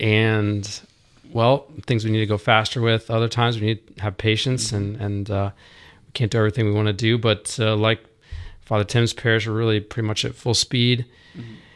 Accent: Roswell, Georgia, United States; also born or lived in Dallas; now in Dahlonega, United States; Growing up around Roswell, um, my uncle he taught us how to fly fish.

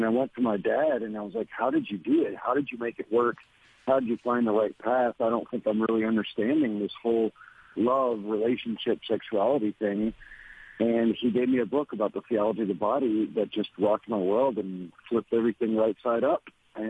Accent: Louisiana, United States; I was born in Louisiana and raised there

